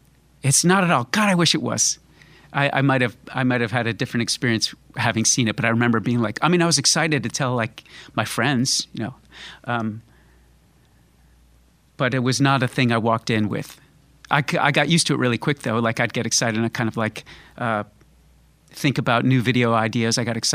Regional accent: Florida, United States; also born or lived in Connecticut; Well, I kind of grew up in Connecticut and then Florida, and found music and all that once I moved to Florida.

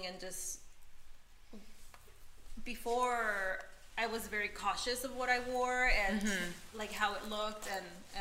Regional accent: Orange County, California, United States; also born or lived in Peru; now in Los Angeles, United States; I grew up in Orange County

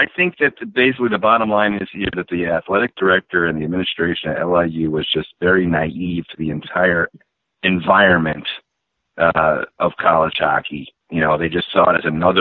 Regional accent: Long Island, New York, United States; moved away; I grew up on Long Island. I haven't lived there in a long time

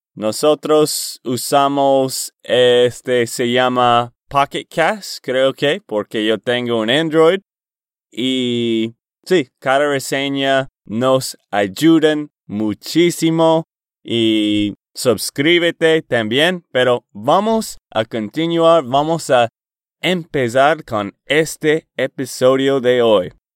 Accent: Boston, Massachusetts, United States; Spanish is a second language; moved away as an adult; also born or lived in Portland, Oregon / Texas; mi familia y yo fuimos a Boston, Massachusetts, y vivíamos allá por el resto de mi juventud

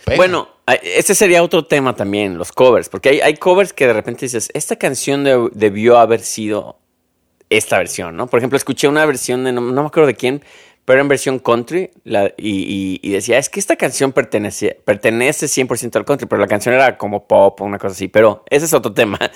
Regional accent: Mexico; yo te lo digo como un, mexicano más

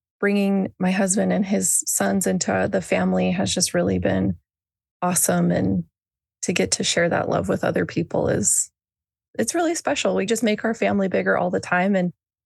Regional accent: Boise, Idaho, United States; I was born and raised in Boise, Idaho, which is where I'm still

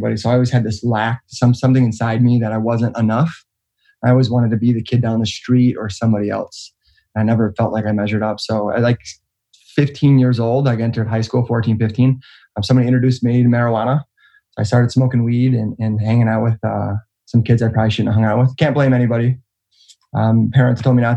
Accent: Roseville, Michigan, United States; also born or lived in Clinton Township, Michigan; Detroit, Michigan, right outside of Detroit, Roseville, Michigan

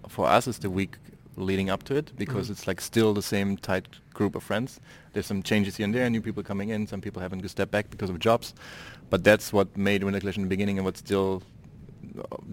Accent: Dresden, Saxony, Germany; my hometown, Dresden, which is in the east of Germany

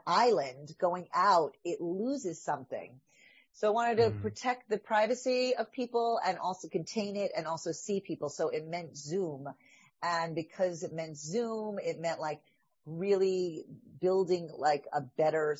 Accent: New York, United States; I'm a Jew from New York

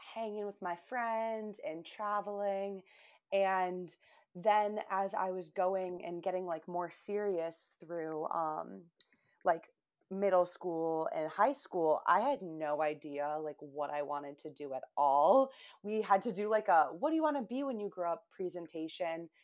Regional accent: Buffalo, New York, United States; also born or lived in Albany, New York; now in Boston, United States; I grew up in Buffalo, New York, but moved to Boston, where I live now

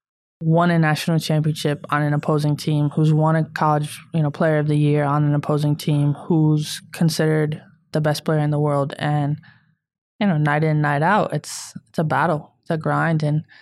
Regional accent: Syracuse, New York, United States; Yeah, I grew

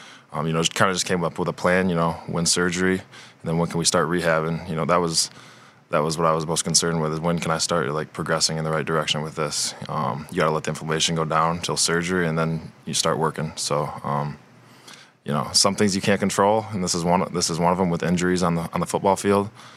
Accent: Michigan, United States; growing up in Michigan

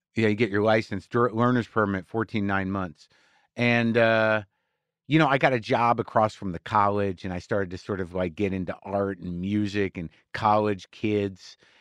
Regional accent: Jersey City, New Jersey, United States; moved away; also born or lived in San Francisco / New York; I was born in Jersey City, New Jersey

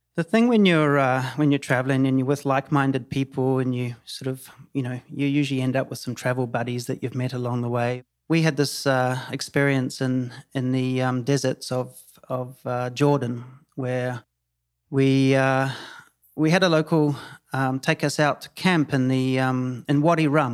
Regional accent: New Zealand; moved away as an adult; now in Tulum, Mexico; I'm from New Zealand. Uh, born and bred New Zealand.

